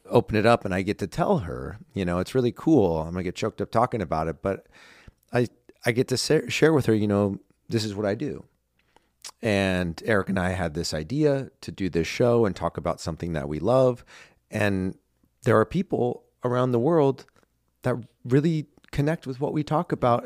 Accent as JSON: {"language": "English", "country": "United States", "tie": "born or raised there", "also_born_or_lived": "Los Angeles / New York", "said": "I live in my hometown, you know, where I grew up"}